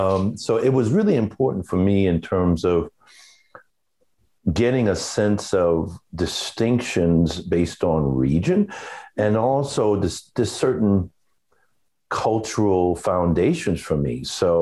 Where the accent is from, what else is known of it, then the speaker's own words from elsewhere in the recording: New York City, New York, United States; I was born in Brooklyn, New York. My family is predominantly from the southern part of the United States, Georgia and Florida. Grew up in Brooklyn with my mom.